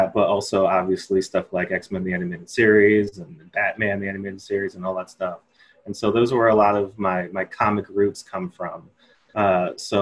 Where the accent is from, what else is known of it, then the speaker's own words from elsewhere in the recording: Takoma Park, Maryland, United States; also born or lived in Silver Spring, Maryland / Baltimore, Maryland; I grew up all around Maryland. Like, I originally grew up in Tacoma Park, Maryland